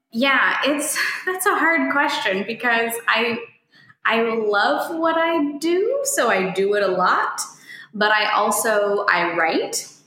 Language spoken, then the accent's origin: English; Colorado, United States; I'm from Colorado, and so people in a small town will often say